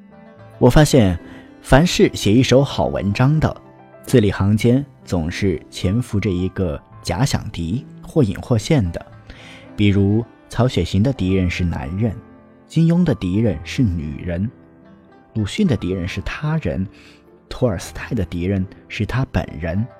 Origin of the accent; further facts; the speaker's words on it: Anhui, China; moved away as an adult; now in Beijing, China; 就像我一个安徽人，在北京这么大的城市生活了四分之一个世纪， 每每想到我老家淮河岸边的菜肴，还是难免食指大动。